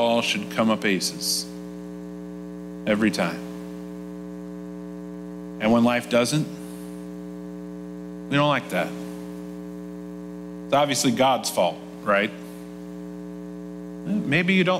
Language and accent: English; Nappanee, Indiana, United States; I grew up in a town called Napanee, Indiana, in Elkhart County, Indiana